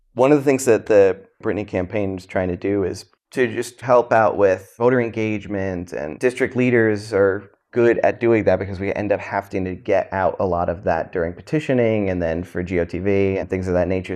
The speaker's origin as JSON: {"language": "English", "town": "New York City", "region": "New York", "country": "United States", "tie": "born or raised there", "also_born_or_lived": "New Jersey", "said": "I was born in South Brooklyn. Family moved to Jersey, so I lived on a farm briefly"}